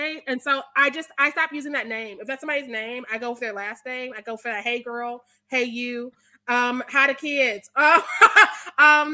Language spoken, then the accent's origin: English; Missouri, United States; I'm from Missouri